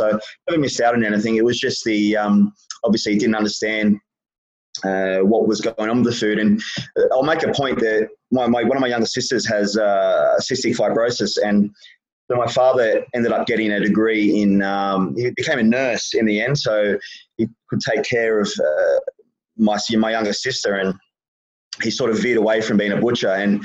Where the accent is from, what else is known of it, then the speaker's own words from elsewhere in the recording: Gold Coast, Queensland, Australia; moved away as an adult; I actually moved away when I was 21 from the Gold Coast